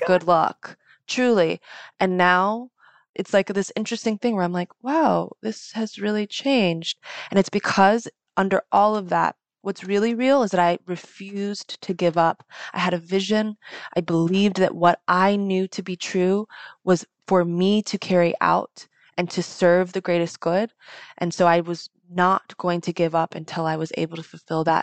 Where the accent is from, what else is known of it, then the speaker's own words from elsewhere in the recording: United States; I was born in America